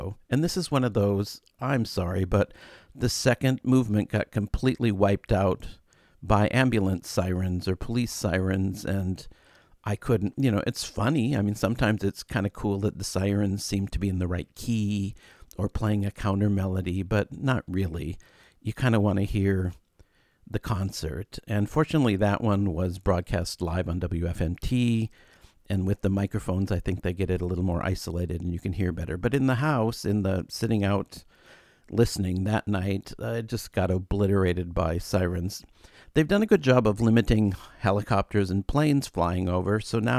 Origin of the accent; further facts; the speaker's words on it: Chicago, Illinois, United States; it's good to remember as a Chicagoan just to go and do it in your own city.